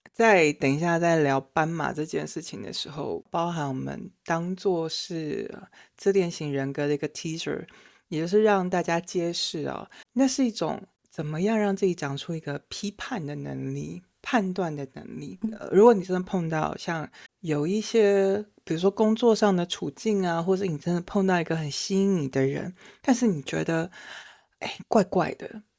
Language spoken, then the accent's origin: Chinese; Taiwan; now in France; 我不是，我是台湾人